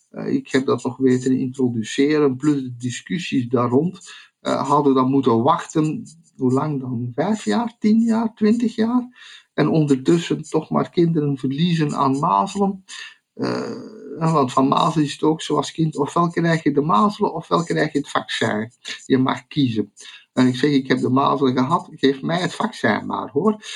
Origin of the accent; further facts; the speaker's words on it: Zeeland, Netherlands; bovendien zijn wij Zeeuws-Vlamingen. Dat is zo, een Zeeuws-Vlaming, dat is het, uh, het algemene gemiddelde tussen België en Nederland.